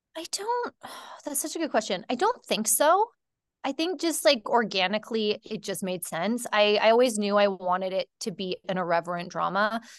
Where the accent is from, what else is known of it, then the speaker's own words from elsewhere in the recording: Canada; I'm from Canada